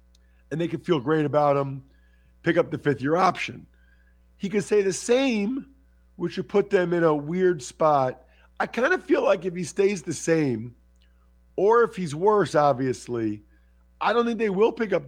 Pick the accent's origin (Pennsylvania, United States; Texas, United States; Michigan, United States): Pennsylvania, United States; outside of Philadelphia; I grew up outside of Philly